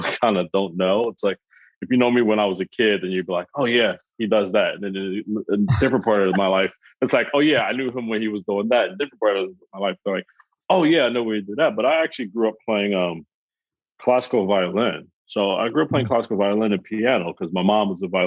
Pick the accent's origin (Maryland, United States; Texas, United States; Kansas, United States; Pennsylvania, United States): Pennsylvania, United States; Philadelphia; moved away as an adult; now in Brooklyn, United States; I'm originally from Philadelphia